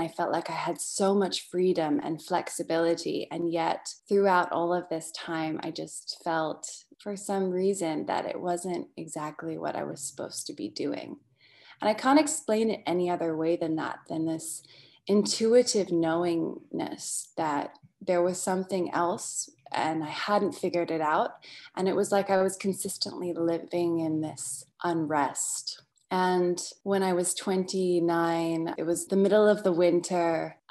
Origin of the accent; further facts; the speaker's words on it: Portland, Oregon, United States; also born or lived in England; So for your Australian audience, I am English. I'm a dual citizen, actually. So between England and America. And my parents worked together in personal development and osteopathic medicine, which back in the 90s was very alternative. And we had moved to Oregon, to Portland, Oregon, which is where I grew up